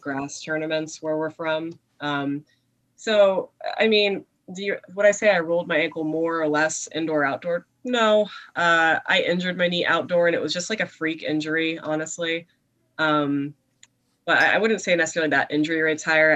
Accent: Mountaintop, Pennsylvania, United States; moved away as an adult; now in Harrisburg, United States; tiny little town called Mountaintop where I grew up

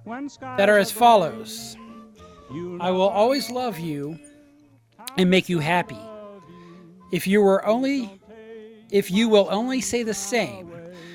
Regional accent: Kentucky, United States; I am from Kentucky

